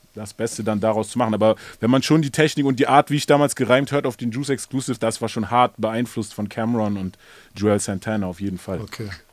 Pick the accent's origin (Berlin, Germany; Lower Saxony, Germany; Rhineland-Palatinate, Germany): Berlin, Germany; als Berliner